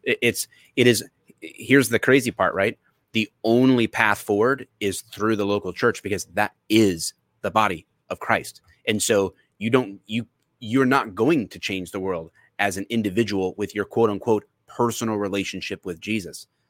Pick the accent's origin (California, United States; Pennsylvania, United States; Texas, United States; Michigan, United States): Michigan, United States; Detroit; I'm from the Metro Detroit area